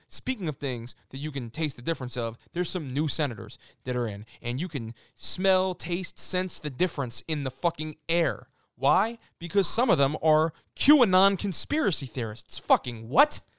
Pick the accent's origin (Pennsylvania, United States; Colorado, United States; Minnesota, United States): Pennsylvania, United States; Philadelphia; I'm from Philly